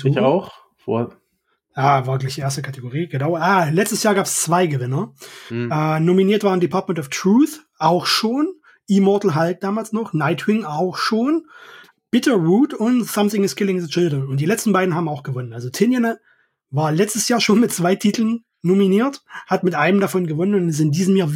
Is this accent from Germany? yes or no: yes; East Germany, Germany; Ich komme aus dem Osten, ich habe sowieso einen Freifahrtschein für alles.